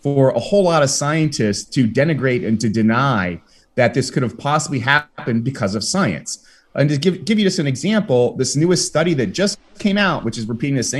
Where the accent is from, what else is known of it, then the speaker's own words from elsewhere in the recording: United States; now in Spain; I'm an American and I live in Spain.